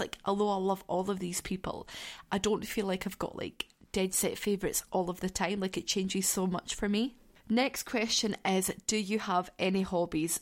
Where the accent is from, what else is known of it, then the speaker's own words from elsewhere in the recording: Scotland, United Kingdom; I am from Scotland. I live in southwest Scotland